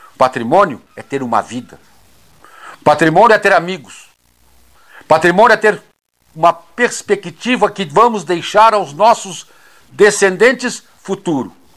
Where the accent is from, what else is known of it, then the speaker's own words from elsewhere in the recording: Brazil; nós brasileiros